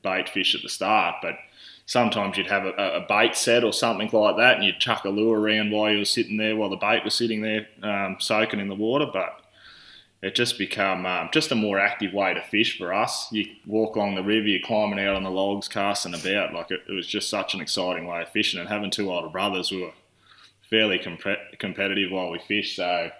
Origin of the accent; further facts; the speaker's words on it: Tamworth, New South Wales, Australia; also born or lived in Grafton, New South Wales / Nundle, New South Wales; born in Grafton, New South Wales, shifted over into the Tamworth area here, just outside of Tamworth at a young age